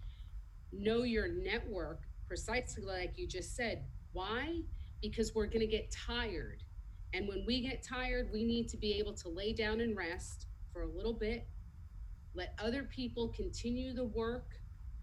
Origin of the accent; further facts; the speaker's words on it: United States; I grew up right outside of New York City